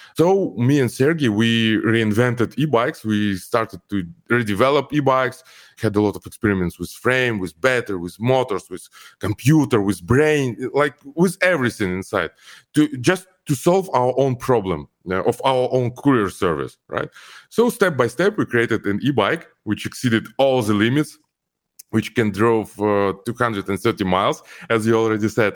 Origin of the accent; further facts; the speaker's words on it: Almaty, Kazakhstan; English is a second language; moved away as an adult; also born or lived in Ukraine; now in Los Angeles, United States; my home country is Kazakhstan, and home city Al-, is Almaty. Uh, I grew up there.